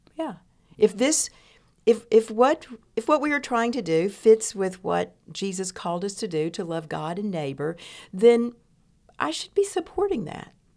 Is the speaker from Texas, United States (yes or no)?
yes; East Texas, United States; I grew up in East Texas